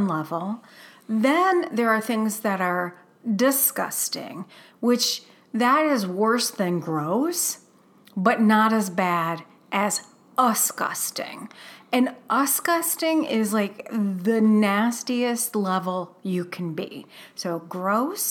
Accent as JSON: {"language": "English", "town": "Toledo", "region": "Ohio", "country": "United States", "moved": "yes", "said": "We are originally from the Midwest."}